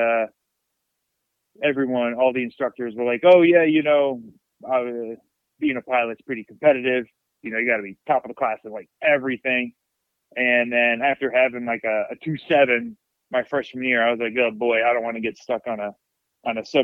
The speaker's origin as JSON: {"language": "English", "town": "Bethlehem", "region": "Pennsylvania", "country": "United States", "tie": "born or raised there", "also_born_or_lived": "Massachusetts / Pittsburgh", "said": "I was born in Massachusetts, and we moved down here to Pennsylvania, east side of PA, or Bethlehem. We're about an hour or so north of Philly. And then, yeah, moved here"}